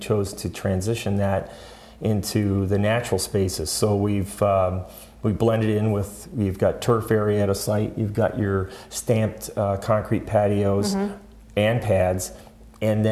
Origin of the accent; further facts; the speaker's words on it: Michigan, United States; I'm born and raised in Michigan